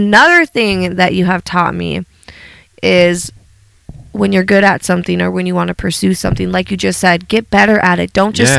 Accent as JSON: {"language": "English", "town": "Sioux Falls", "region": "South Dakota", "country": "United States", "tie": "born or raised there", "also_born_or_lived": "Fargo, North Dakota", "said": "I was born in Fargo, North Dakota. And I think about the age of 2, I don't really know. I moved to Sioux Falls, South Dakota. And so I've lived in the Dakotas. So right. My whole life. So yeah. I'm from, South Dakota, North Dakota."}